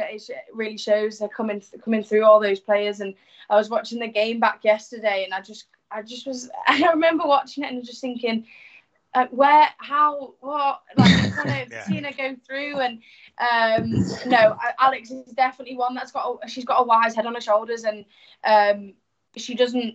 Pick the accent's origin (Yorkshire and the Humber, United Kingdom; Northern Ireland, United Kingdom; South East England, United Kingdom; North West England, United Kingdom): Yorkshire and the Humber, United Kingdom; York; born or raised there; also born or lived in Hull; now in Salford, United Kingdom